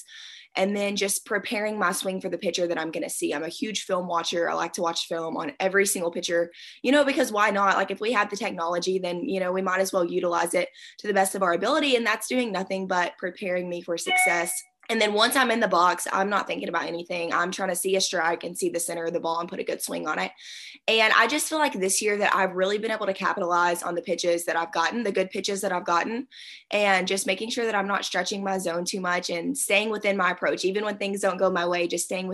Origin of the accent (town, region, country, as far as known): Arkansas, United States